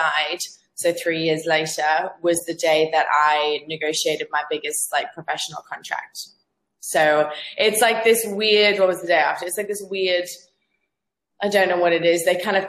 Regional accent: Zambia; accent: Australian; moved away; also born or lived in Australia; I'm actually from Africa. I'm from Zambia originally, but I've lived in Australia for the last 8 years before I came here, which is why I have an Aussie accent.

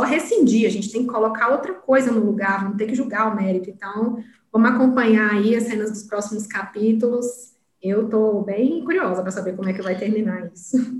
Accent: Piauí, Brazil; now in Brasília, Brazil; sou piauiense, não nego minhas origens, mas já estou aqui em Brasília já tem 13 anos.

